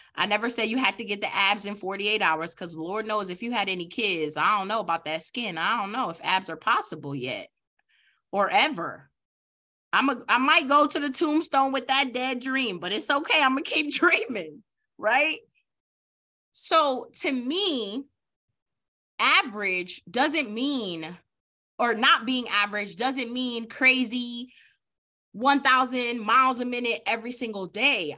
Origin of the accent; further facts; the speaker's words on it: New York City, New York, United States; I'm from the Bronx, New York